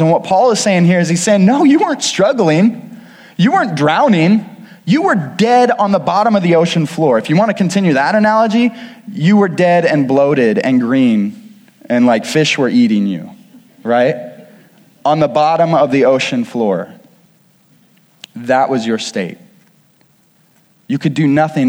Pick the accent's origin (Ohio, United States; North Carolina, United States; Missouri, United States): Missouri, United States; Kirksville; I grew up outside of Kirksville, Missouri